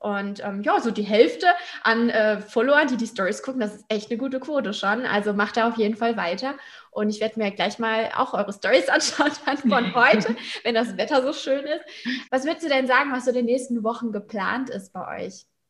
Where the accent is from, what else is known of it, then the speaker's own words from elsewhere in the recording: Hamburg, Germany; in meiner Heimat Hamburg